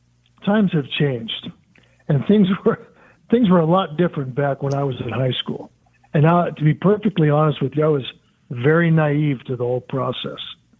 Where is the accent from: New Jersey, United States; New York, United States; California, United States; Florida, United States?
California, United States; also born or lived in Pennsylvania; So even though I was born in Pennsylvania, I basically grew up in Southern California.